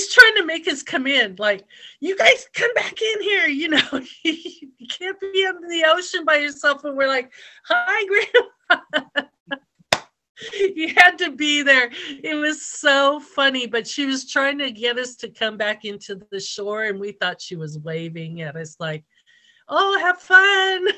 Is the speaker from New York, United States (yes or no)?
no; Hawaii, United States; moved away; I surfed in high school when I grew up in Hawaii